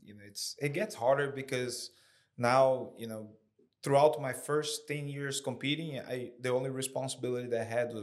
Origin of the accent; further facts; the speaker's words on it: Fortaleza, Ceará, Brazil; moved away as an adult; also born or lived in Syracuse, New York; now in Columbia, United States; I grew up in Brazil